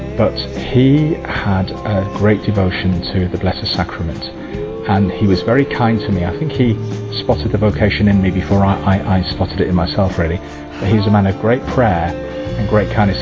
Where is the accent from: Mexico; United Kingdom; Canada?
United Kingdom; England; I'm a priest from England